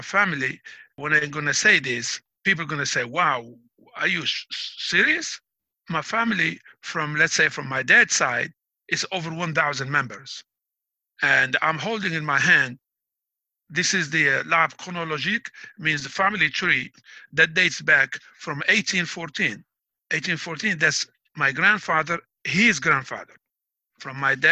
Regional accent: Biskra, Biskra Province, Algeria; moved away as an adult; also born or lived in Mghayar, Algeria; now in United States; Biskra is where I was raised, but I was born in Mghayar

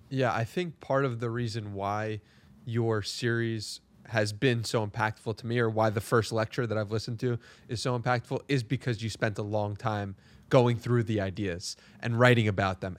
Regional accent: New York, United States; also born or lived in San Diego; I was raised in New York, which is very similar to the hustle culture of the world

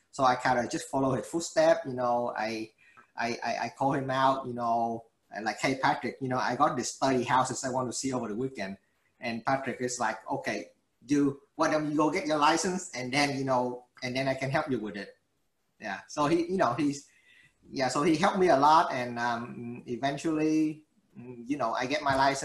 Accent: Vietnam; now in Houston, United States; I came from Vietnam

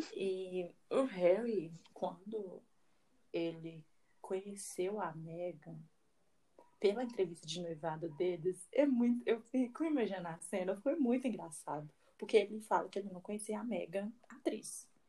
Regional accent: Brazil; eu sou brasileira, não consigo falar inglês direito

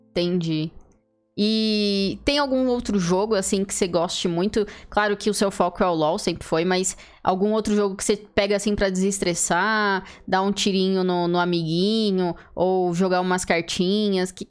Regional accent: São Paulo, Brazil; Eu sou paulista

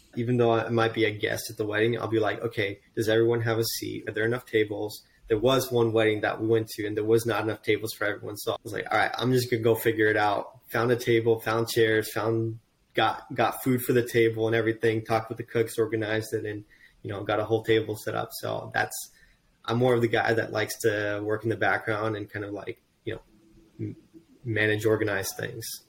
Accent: Seattle area, Washington, United States; moved away as an adult; now in Houston, United States; I was raised in Washington uh, around the Seattle area, but moved down to Houston, Texas

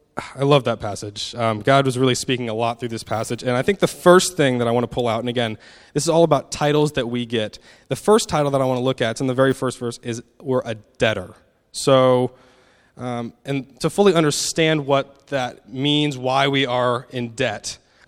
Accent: United States; moved away; I'm an American, so I hope my accent isn't too hard to understand

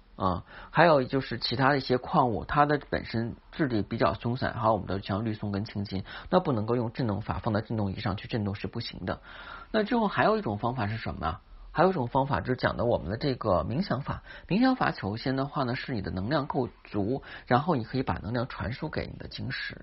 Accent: China; 八月十五，我们中国人的传统佳节

